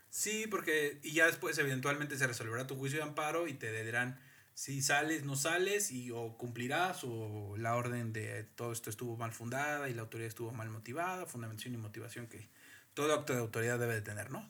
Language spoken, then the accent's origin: Spanish; Mexico; como mexicano